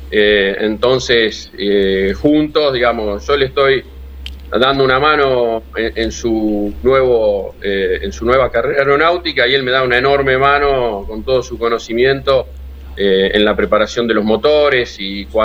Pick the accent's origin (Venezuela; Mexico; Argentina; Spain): Argentina; Rosario, Santa Fe; Bueno, mirá, yo soy Rosario y mm, en principio de los 90